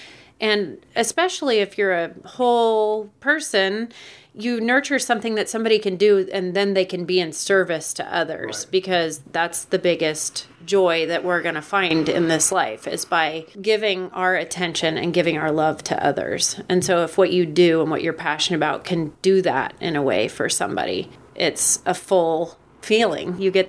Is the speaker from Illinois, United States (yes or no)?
no; Orlando, Florida, United States; born there; I was born in Orlando, Florida.